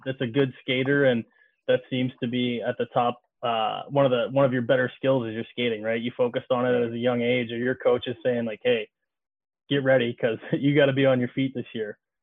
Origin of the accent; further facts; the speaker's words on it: Bowie, Maryland, United States; growing up in Maryland, you know, you're a kid from Bowie. I was a kid from Bowie